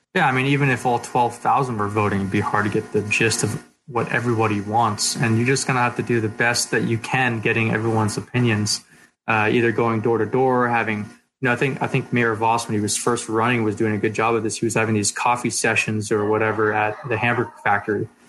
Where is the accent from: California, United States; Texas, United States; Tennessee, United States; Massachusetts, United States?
California, United States; Poway; we grew up in Poway